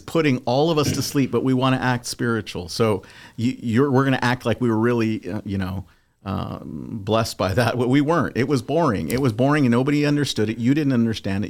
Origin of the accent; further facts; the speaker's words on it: Southern California, United States; I'm originally from Southern California